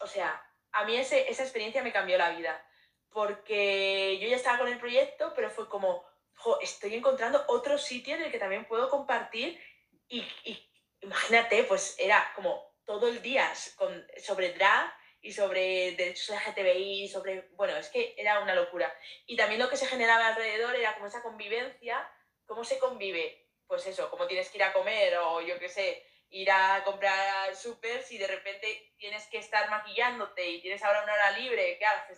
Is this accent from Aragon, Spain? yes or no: yes; Zaragoza, Aragon, Spain; now in Madrid, Spain; yo soy de Zaragoza